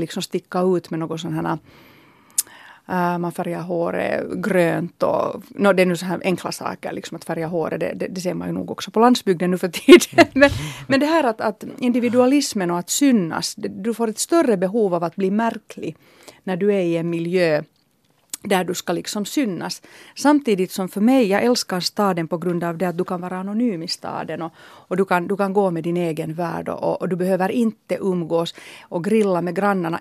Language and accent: Swedish; Helsinki, Uusimaa, Finland; jag är uppvuxen i Töle och för mig har naturen varit Hesperiaparken med hästkastanjerna